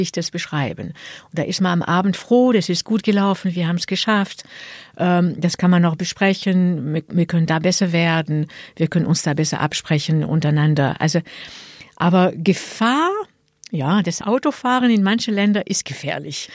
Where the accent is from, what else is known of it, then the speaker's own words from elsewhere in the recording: France; German is a second language; now in Germany; in Frankreich, in meinem Geburtsland.